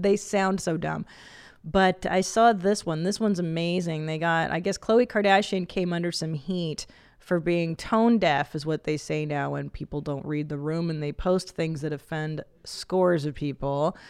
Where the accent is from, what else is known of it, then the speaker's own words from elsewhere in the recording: California, United States; I grew up in the Valley with, like, models.